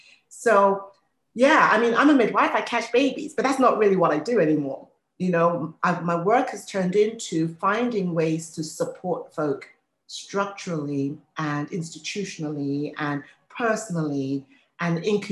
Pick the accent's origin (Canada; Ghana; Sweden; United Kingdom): United Kingdom; England; now in United States; I mean, I've been in the United States now for 32 years. Born and raised in England, you might be able to tell, but having lived here this long